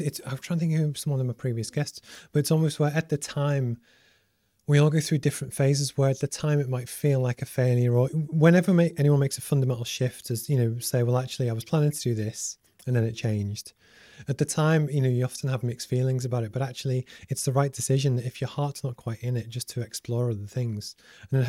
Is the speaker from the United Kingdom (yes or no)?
yes; Liverpool, North West England, United Kingdom; I grew up in Liverpool and football is massive